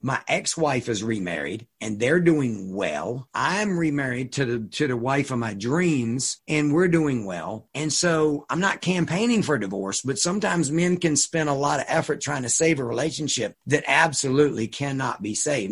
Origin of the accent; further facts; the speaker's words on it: Suffolk, Virginia, United States; I live 10 minutes now from where I grew up, the uh, farm that I grew up on